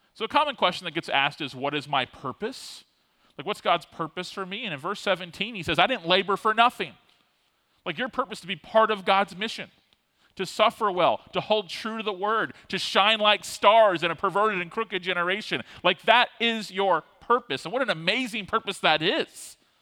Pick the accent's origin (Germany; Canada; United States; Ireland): United States; Tallahassee, Florida; also born or lived in Fort Lauderdale, Florida; I grew up in Tallahassee, but I was born in Fort Lauderdale and lived as a kind of younger elementary uh, school kid in Fort Lauderdale